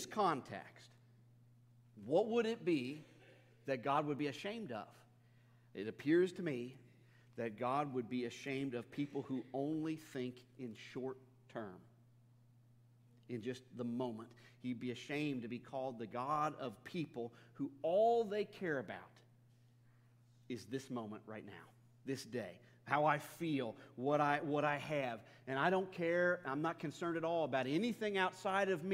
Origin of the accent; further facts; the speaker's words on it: Northern Kentucky, United States; in my hometown where I grew up in Northern Kentucky